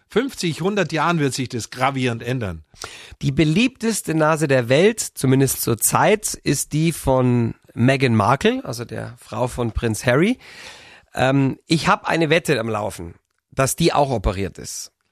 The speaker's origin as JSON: {"language": "German", "country": "Germany", "tie": "born or raised there", "said": "Ich bin am Bodensee aufgewachsen, da bin ich glücklich, der König vom Bodensee."}